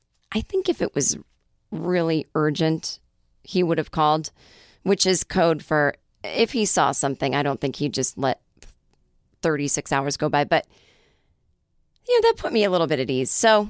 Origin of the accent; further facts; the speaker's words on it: Michigan, United States; I'm from Upper Michigan, not Lower.